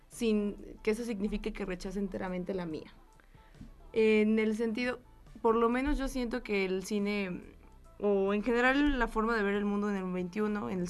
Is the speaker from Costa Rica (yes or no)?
no; Mexico; no soy solamente mujer, soy mujer mexicana